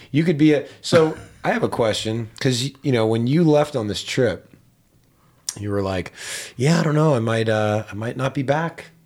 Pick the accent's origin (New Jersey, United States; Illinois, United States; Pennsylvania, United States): Pennsylvania, United States; Pittsburgh; I grew up in Pittsburgh